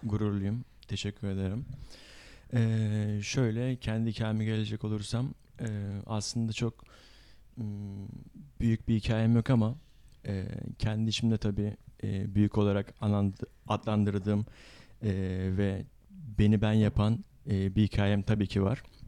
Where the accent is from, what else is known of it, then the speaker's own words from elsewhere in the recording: Istanbul, Turkey; Doğma büyüme İstanbulluyum ancak tabii e, aslen Mardinli olduğum için